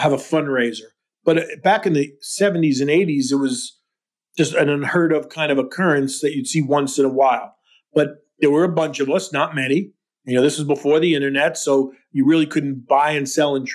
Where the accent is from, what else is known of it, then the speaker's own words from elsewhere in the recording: New York, United States; I'm a New Yorker.